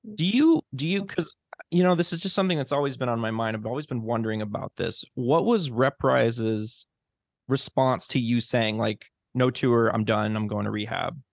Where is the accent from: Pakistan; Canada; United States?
United States; Chicago, Illinois; now in Los Angeles, United States; I'm also from Chicago